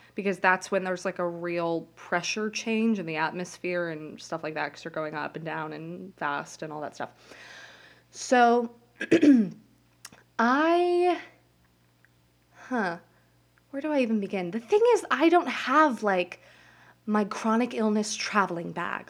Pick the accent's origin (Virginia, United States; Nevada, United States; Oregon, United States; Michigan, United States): Nevada, United States; Las Vegas; moved away as an adult; now in New Jersey, United States; I go to school in New Jersey, and I'm from Las Vegas